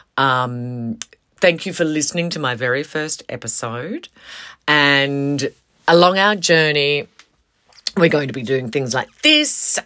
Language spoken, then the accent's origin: English; Western Australia, Australia; moved away as an adult; I moved away from Western Australia. And then I moved back.